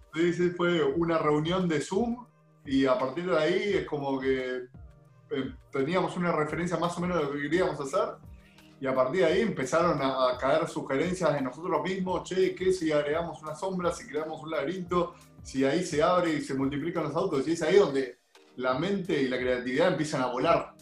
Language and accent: Spanish; Argentina; como todo argentino